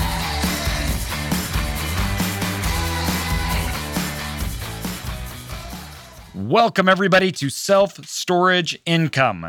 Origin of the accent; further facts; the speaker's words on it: Idaho, United States; I'm from Idaho